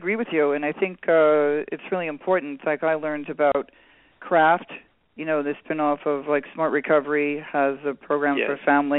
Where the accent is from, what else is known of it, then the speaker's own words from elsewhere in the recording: New York City, New York, United States; now in Los Angeles, United States; He and I grew up in New York City.